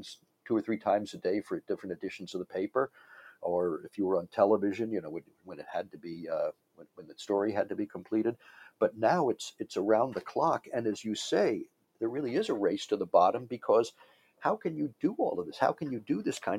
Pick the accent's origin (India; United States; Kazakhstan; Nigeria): United States; Washington, District of Columbia; I grew up in Washington, mm-hmm. D.C.